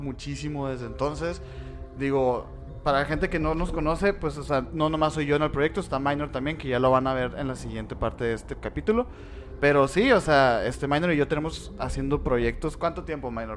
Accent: Sonora, Mexico; somos de Sonora

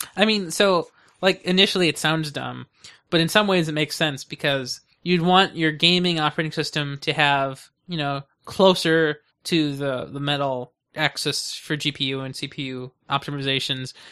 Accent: United States; I'm an American

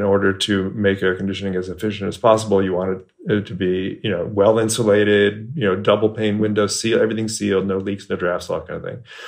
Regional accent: Bay Area, California, United States; moved away as an adult; now in Texas, United States; I moved to Texas four years ago, and um, I grew up in the Bay Area, California

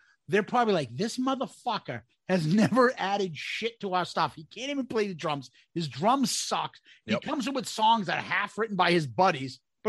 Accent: Brooklyn, New York, United States; I'm a kid from Brooklyn.

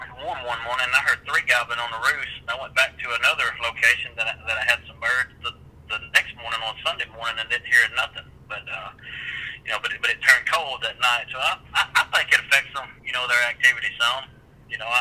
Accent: central Mississippi, United States; I'm from central Mississippi. I live about 30 miles south of Jackson.

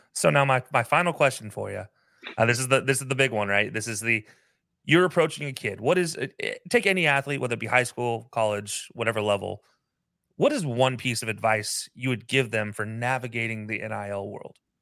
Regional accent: Utah, United States; I lived growing up in Utah

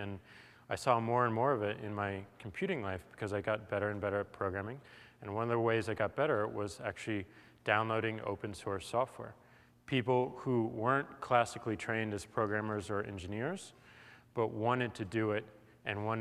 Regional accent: St. Louis, Missouri, United States; moved away; I come from St. Louis, Missouri

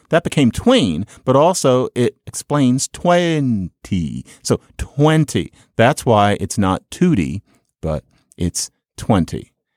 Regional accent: Philadelphia, Pennsylvania, United States; I'm from Philadelphia

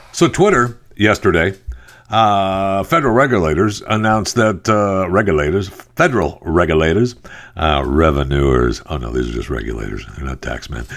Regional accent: Michigan, United States; I'm from Michigan. I was born and raised in Michigan.

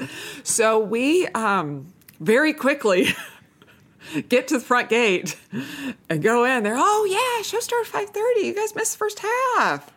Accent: Manhattan Beach, California, United States; growing up in Manhattan Beach

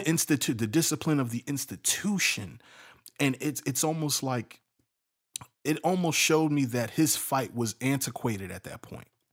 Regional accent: Chicago, Illinois, United States; I'm from Chicago

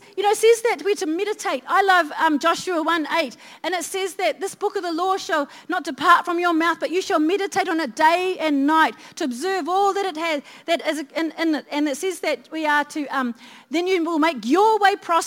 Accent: Christchurch, Canterbury, New Zealand; I was brought up in Christchurch

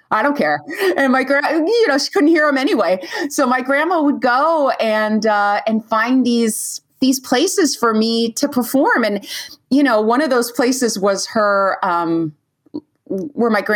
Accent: California, United States; I'm from California

